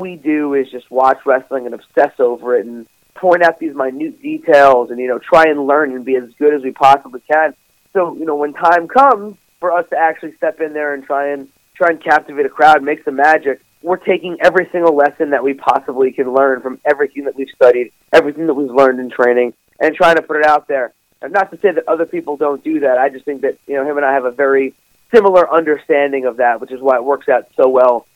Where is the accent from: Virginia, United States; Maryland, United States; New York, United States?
New York, United States; I'm from New York